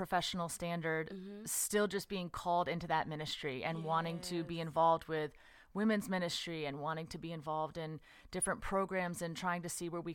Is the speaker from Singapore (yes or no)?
no; west coast of Florida, United States; moved away as an adult; now in Atlanta, United States; I am originally from Florida.